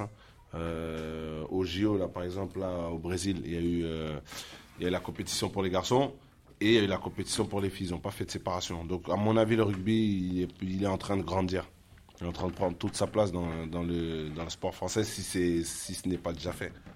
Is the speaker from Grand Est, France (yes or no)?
no; La Courneuve, Île-de-France, France; On est tous issus de la ville de La Courneuve